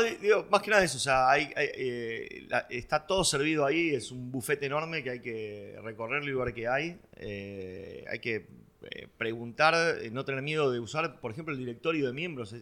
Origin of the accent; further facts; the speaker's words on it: Buenos Aires, Argentina; yo nací en Villurquiza, eh, tenía una hora de viaje todos los días, me levantaba 5 y media, 6 menos 20 de la mañana, iba en colectivo hasta, hasta Plaza de Mayo.